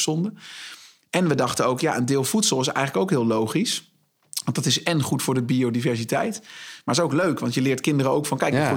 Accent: Zwartsluis, Overijssel, Netherlands; moved away as an adult; now in Zwolle, Netherlands; ik ben geboren en getogen in Zwartsluis

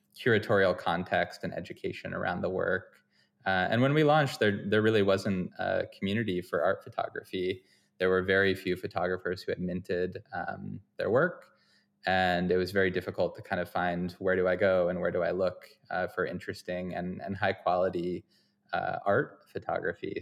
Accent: Vermont, United States; moved away; also born or lived in Boston / upstate New York; I'm from Vermont originally

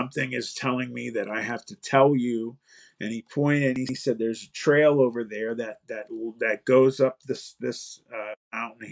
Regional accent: Youngstown, Ohio, United States; I'm from Youngstown.

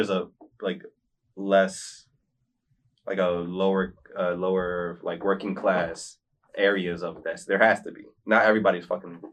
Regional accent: United States; me being an American

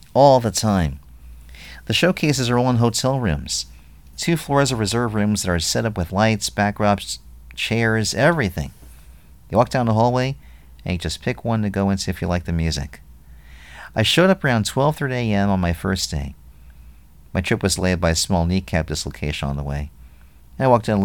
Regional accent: New Hampshire, United States; I'm from New Hampshire.

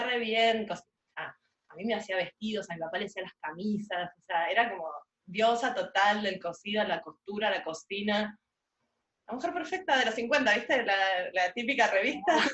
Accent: Buenos Aires, Argentina; casi en el centro geográfico de la ciudad de Buenos Aires, si soy porteña

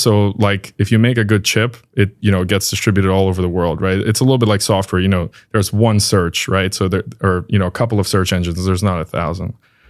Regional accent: New York, United States; So I've kind of lived around different places because of this. I'm originally from New York.

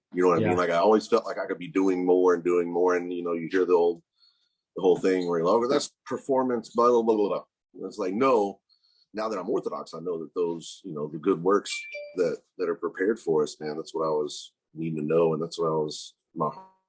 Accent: Fort Worth, Texas, United States; also born or lived in Wylie, Texas; I'm like an 11th generation Texan. So we've been here forever.

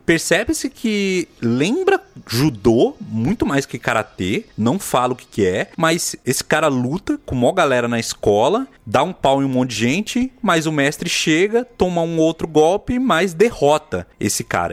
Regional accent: Bahia, Brazil; now in São Paulo, Brazil; Eu lembro de quando era criança na Bahia, veja só, lá 92, 91

